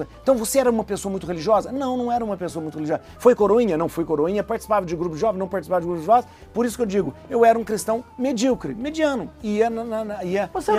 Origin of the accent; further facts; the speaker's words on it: interior of Minas Gerais, Brazil; Eu sou de uma cidade do interior de Minas, né?